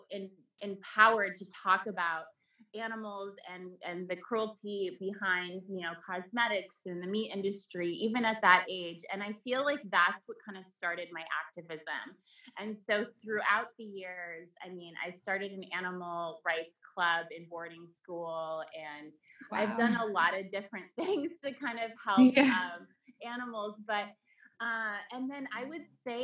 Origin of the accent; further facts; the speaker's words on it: Vermont, United States; also born or lived in Sweden; I grew up in Vermont